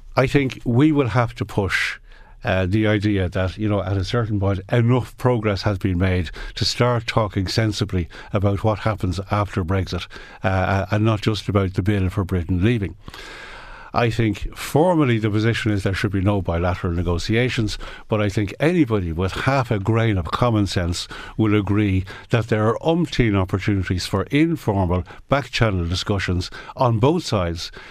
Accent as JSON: {"language": "English", "country": "Ireland", "said": "as an Irish"}